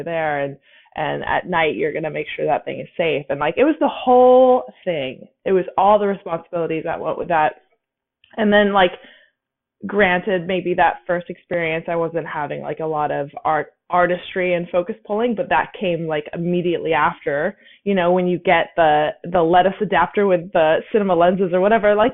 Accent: Napa, California, United States; I'm from Napa

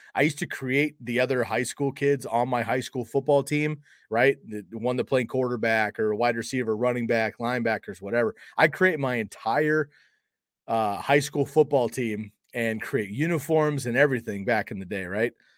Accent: Bay Area, California, United States; moved away as an adult; now in Eugene, Oregon, United States; growing up in California in the Bay Area

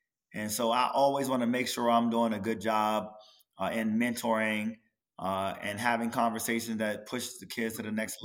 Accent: Maryland, United States; moved away; also born or lived in Los Angeles; I'm from Maryland

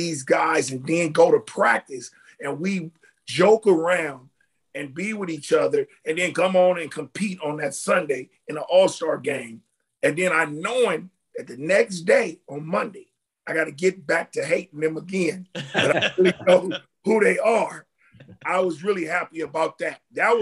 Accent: Oakland, California, United States; moved away; Growing up in Oakland was the greatest thing of my life

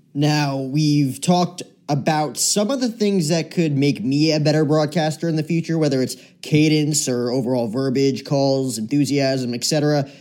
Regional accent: New Jersey, United States; my entire childhood growing up in New Jersey

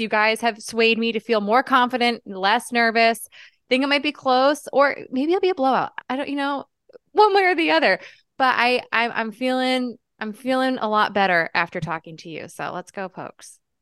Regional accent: Northeast, United States; moved away as an adult; now in Stillwater, United States; growing up in the Northeast

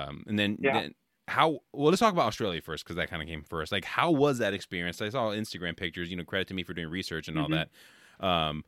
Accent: Bay Area, California, United States; now in Midwest, United States; I'm from the Bay Area in California originally, so like we have a ton of good seafood

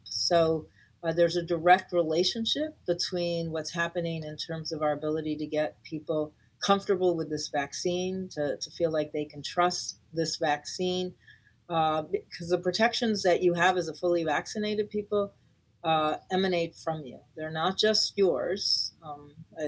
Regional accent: Puerto Rico; now in Los Angeles, United States; I'm from Puerto Rico

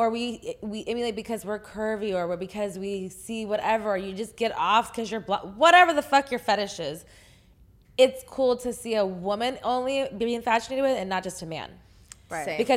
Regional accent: Texas, United States; I'm from Texas.

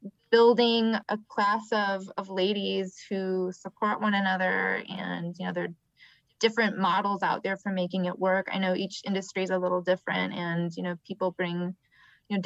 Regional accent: Michigan, United States; now in Atlanta, United States; I'm from Michigan

